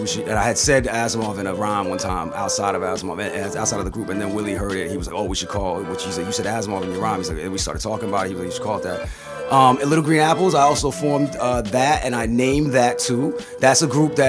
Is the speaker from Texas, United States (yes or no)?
no; Chicago, Illinois, United States; moved away as an adult; also born or lived in Boston, Massachusetts; now in Jacksonville, United States; I was born in Boston and went to high school in Chicago.